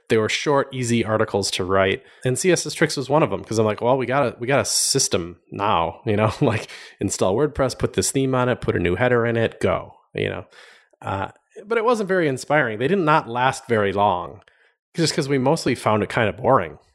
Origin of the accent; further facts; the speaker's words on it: Madison, Wisconsin, United States; moved away as an adult; also born or lived in Milwaukee, Wisconsin / California / Miami, Florida; I grew up in, a, around Madison, Wisconsin